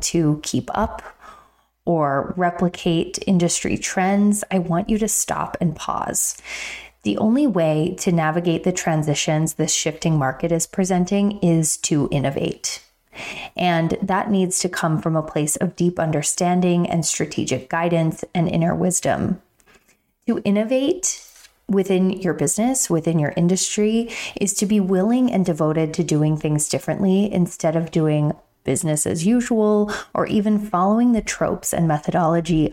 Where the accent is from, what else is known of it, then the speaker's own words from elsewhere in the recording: Pennsylvania, United States; moved away; my hometown in PA